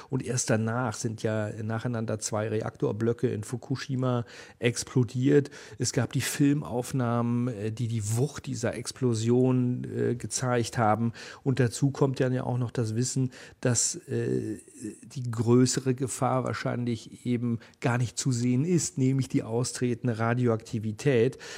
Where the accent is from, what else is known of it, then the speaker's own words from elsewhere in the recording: Uelzen, Lower Saxony, Germany; ich bin in Uelzen zur Schule gegangen. Das ist der Nachbarkreis vom Landkreis Lüchow-Dannenberg, also vom Wendland.